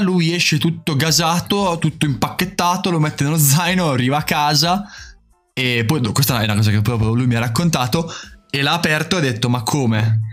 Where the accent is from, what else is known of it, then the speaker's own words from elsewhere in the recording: Emilia-Romagna, Italy; accent: romagnolo; Sono dell'Emilia Romagna